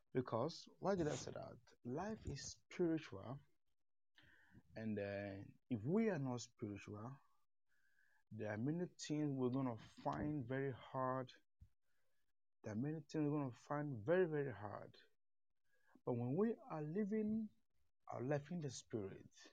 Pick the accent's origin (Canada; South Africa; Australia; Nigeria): Nigeria; eastern Nigeria; I'm from Nigeria, the eastern part of Nigeria, but I'm based in the south